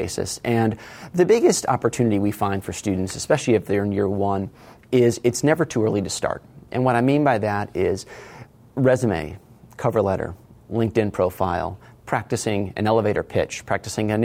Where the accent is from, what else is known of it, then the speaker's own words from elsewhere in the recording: Connecticut, United States; also born or lived in North Carolina / Washington, D.C.; now in San Diego, United States; I grew up in Connecticut